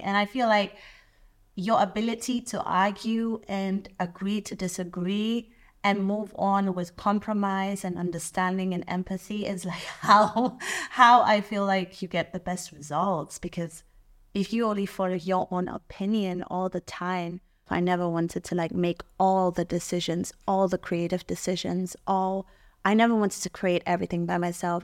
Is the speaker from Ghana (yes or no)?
yes; Tema, Greater Accra, Ghana; moved away; growing up in Tema